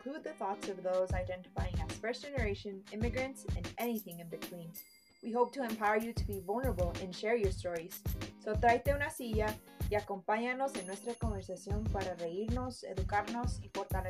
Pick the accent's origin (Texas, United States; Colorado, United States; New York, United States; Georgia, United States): Colorado, United States; Denver; I am a proud daughter of Mexican parents from San Luis Potosí, Mexico. I was born and raised in Denver, Colorado, and I am a mom to my six-year-old son, Miguel.